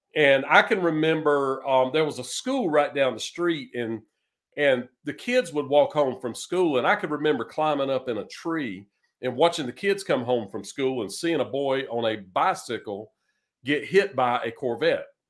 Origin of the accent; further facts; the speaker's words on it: eastern North Carolina, United States; moved away as an adult; also born or lived in Raleigh, North Carolina / Greenville, North Carolina / Richmond, Virginia; now in Nashville, United States; I was born in Raleigh, North Carolina, and raised in eastern North Carolina